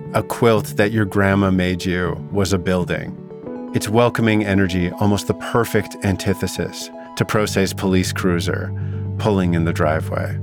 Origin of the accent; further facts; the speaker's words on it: Vernon, British Columbia, Canada; my hometown was the perfect setting for two boys with something to hide. Vernon's not just a generous town